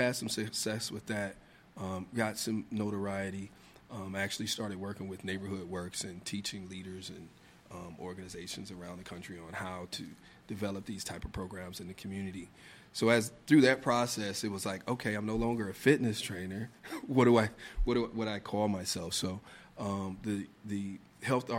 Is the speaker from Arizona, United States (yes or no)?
no; Indiana, United States; moved away as an adult; now in Washington, D.C., United States; I'm originally from Indiana.